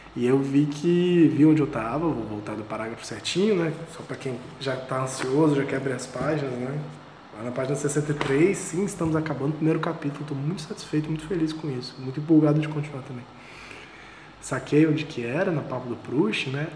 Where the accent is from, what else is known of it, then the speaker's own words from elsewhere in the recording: Vitória, Espírito Santo, Brazil; moved away; eu sou de Vitória, né? sou aqui de Vitória do Espírito Santo